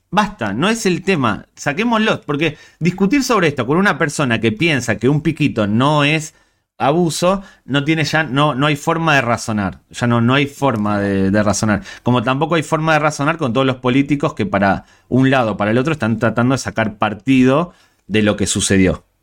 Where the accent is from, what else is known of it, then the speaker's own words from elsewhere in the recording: Spain; Soy español, somos españoles